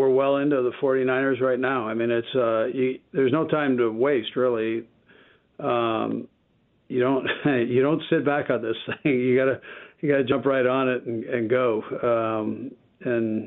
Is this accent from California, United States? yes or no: yes; California, United States; moved away; I'm from California